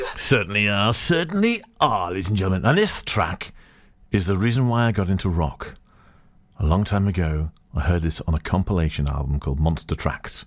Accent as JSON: {"language": "English", "town": "Farnborough", "region": "South East England", "country": "United Kingdom", "also_born_or_lived": "Rhondda Valleys, Wales", "moved": "yes", "said": "I'm from Farnborough, Hampshire"}